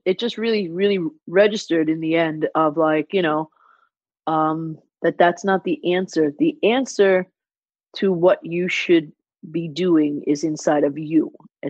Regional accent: New York, United States; I don't even mean where I'm from as far as on the map. I mean, like, you know, children of immigrants that, you know, come to New York

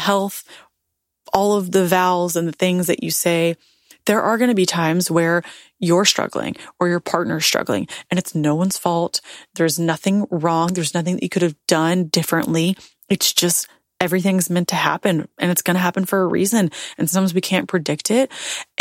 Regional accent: Tennessee, United States; moved away as an adult; also born or lived in Nashville; now in Florida, United States; I'm born and raised in Tennessee. That's my home. That's my state.

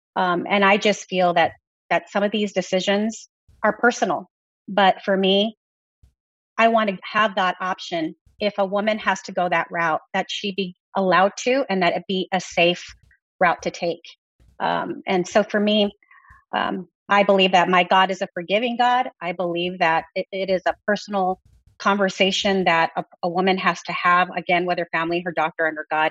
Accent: Texas, United States; I come from Texas

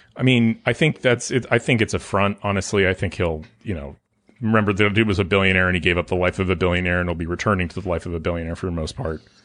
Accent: California, United States; moved away; I'm from California

